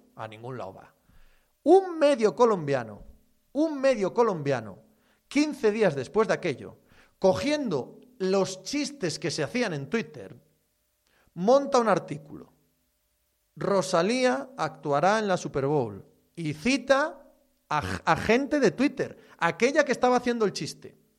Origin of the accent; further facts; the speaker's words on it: Asturias, Spain; mi tierra